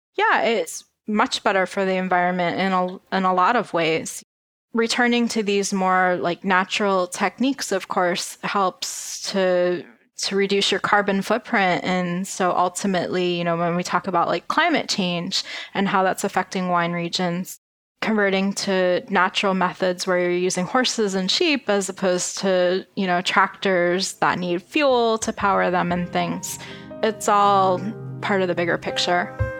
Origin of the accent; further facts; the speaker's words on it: Pennsylvania, United States; I am from Pennsylvania